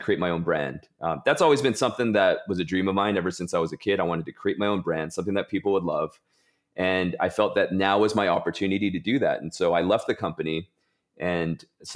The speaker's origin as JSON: {"language": "English", "region": "Southern California", "country": "United States", "tie": "born or raised there", "moved": "as an adult", "lives_now": "New York City, United States", "said": "I grew up in Southern California."}